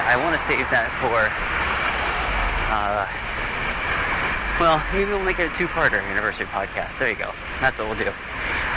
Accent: Iowa, United States; moved away as an adult; now in Vancouver, Canada; I was a broadcast engineer back in my home state of Iowa.

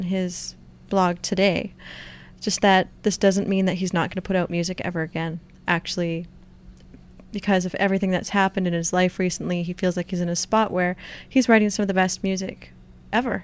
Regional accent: Surrey, British Columbia, Canada; I was born and raised in Surrey.

